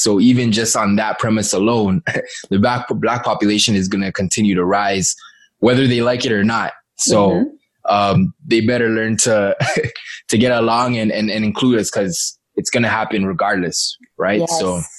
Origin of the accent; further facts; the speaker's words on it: Ghana; Like, I'm originally from Ghana, yeah.